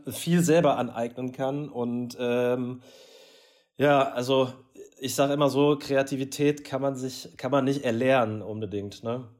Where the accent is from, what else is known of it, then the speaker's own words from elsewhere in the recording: Essen, North Rhine-Westphalia, Germany; als Rüttenscheider